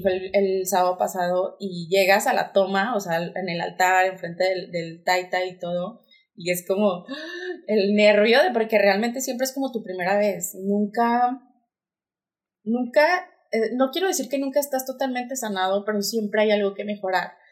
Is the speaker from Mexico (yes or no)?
yes; Torreón, Coahuila, Mexico; also born or lived in Monterrey; yo soy de aquí de Torreón, Coahuila. Eh, estudié diseño de modas. Toda mi vida estuve aquí.